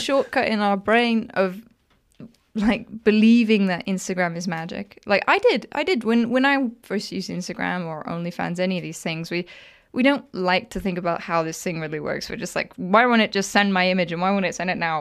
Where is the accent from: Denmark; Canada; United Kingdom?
United Kingdom; Wales; moved away; I grew up in Wales.